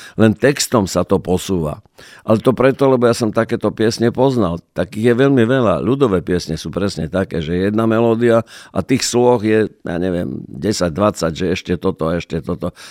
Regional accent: Prešov, Prešov Region, Slovakia; ja som z Prešova

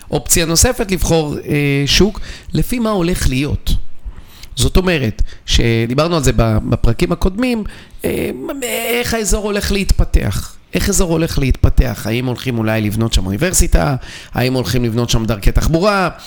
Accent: Bnei Brak, Tel Aviv District, Israel; אני גדלתי בבני ברק, אני משקיע בבני ברק. כי אני מכיר אותה.

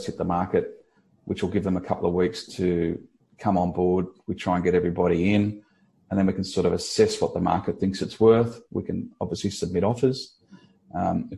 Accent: Kiama, New South Wales, Australia; also born or lived in Bondi Beach; growing up in Kiama

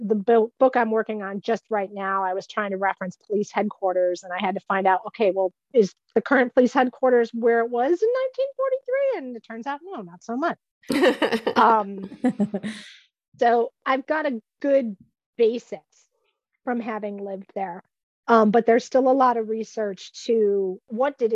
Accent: Hamburg, New York, United States; I grew up in a suburb of Buffalo in the South Towns called Hamburg.

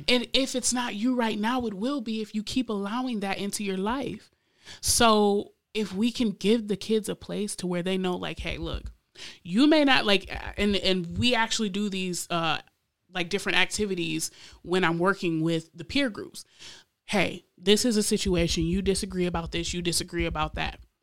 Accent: Lansing, Michigan, United States; also born or lived in Florida; even as a teen growing up in Lansing myself

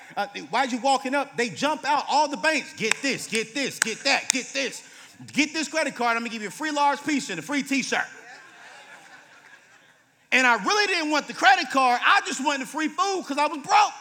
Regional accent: Fayetteville, North Carolina, United States; moved away; I grew up in Fayetteville, North Carolina

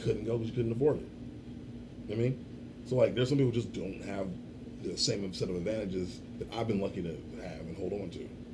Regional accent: Chicago, Illinois, United States; I grew up on Southside Chicago too, raised by a black family

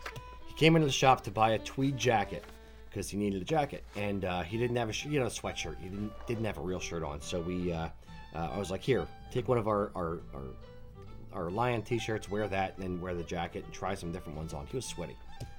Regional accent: Philadelphia, Pennsylvania, United States; accent: Philadelphian; my Philadelphian accent

